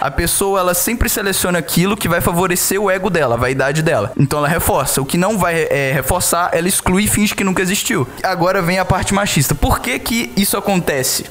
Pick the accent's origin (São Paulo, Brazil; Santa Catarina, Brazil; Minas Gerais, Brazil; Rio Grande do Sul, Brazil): Minas Gerais, Brazil; Eu, como mineiro